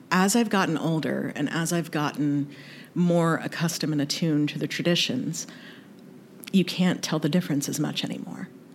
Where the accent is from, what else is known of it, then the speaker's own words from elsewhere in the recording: North Carolina, United States; also born or lived in Kentucky; I was raised in the South, born in Kentucky, raised in North Carolina